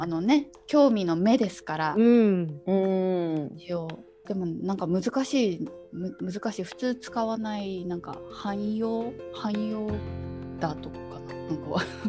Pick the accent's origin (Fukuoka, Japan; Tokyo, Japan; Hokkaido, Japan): Fukuoka, Japan; first language Japanese; also born or lived in Osaka / Hong Kong / Macau / Malaysia; now in Netherlands; 里帰り出産で福岡生まれなんですけど、まあ、すぐ大阪に戻って、う3歳ぐらいまで大阪で,、うん、で過ごして